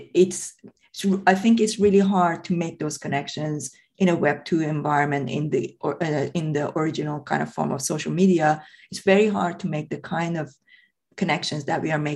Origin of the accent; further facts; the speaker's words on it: Tehran, Tehran Province, Iran; English is a second language; moved away as an adult; now in United Kingdom; I was born and brought up in Tehran